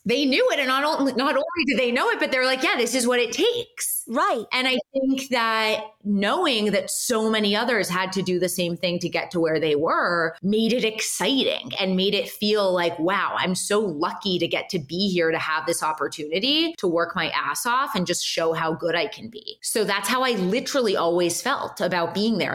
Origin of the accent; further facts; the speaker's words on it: Los Angeles, California, United States; also born or lived in Boston; I am born and raised in Los Angeles.